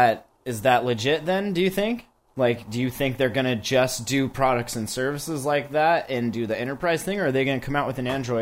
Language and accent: English; United States; I'm American